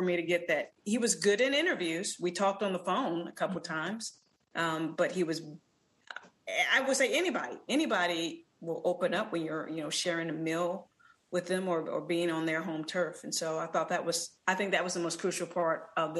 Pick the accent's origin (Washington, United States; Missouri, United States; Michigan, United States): Missouri, United States; St. Louis; before I came of age as a baseball fan in St. Louis